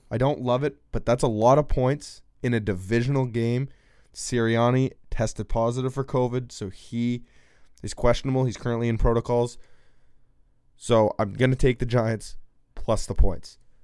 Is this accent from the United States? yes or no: no; Canada; as a Canadian hockey fan